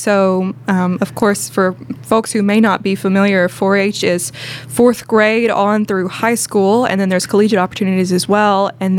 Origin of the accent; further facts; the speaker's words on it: Mount Juliet, Tennessee, United States; I grew up in Wilson County, out there in Mount Juliet. I went to school at Wilson Central